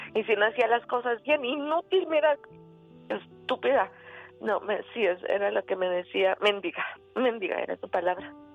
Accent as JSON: {"language": "Spanish", "region": "Chihuahua", "country": "Mexico", "tie": "born or raised there", "also_born_or_lived": "Guadalajara", "said": "nací yo en Chihuahua"}